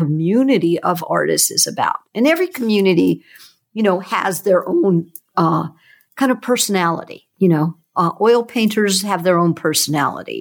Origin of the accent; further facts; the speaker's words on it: Hawaii, United States; I grew up in Hawaii, and the ocean, the Hanama Bay, when I grew up, which is on Oahu